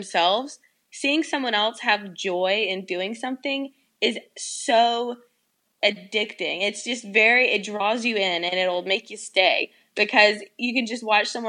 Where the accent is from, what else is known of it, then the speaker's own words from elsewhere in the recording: the South, United States; It's …, because I'm from the South, and people call me